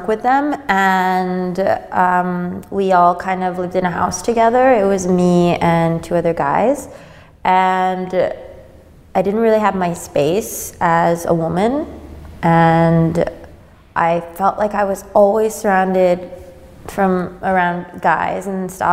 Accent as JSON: {"language": "English", "town": "San Francisco", "region": "California", "country": "United States", "tie": "born or raised there", "also_born_or_lived": "Madrid, Spain / Berlin, Germany", "moved": "yes", "lives_now": "Sydney, Australia", "said": "I grew up in San Francisco"}